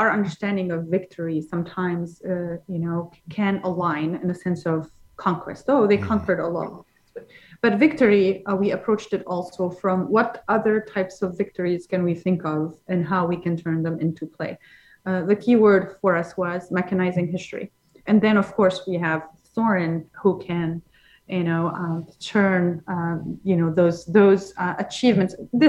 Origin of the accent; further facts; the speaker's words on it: London, United Kingdom; Because I come from London.